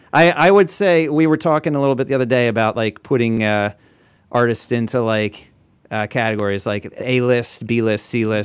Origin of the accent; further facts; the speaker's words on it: New Jersey, United States; we're both from New Jersey